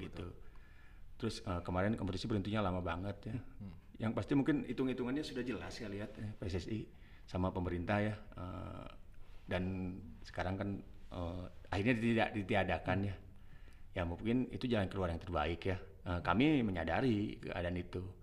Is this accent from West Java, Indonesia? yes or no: yes; Bandung, West Java, Indonesia; Kampung saya dekat sama Stadion Persib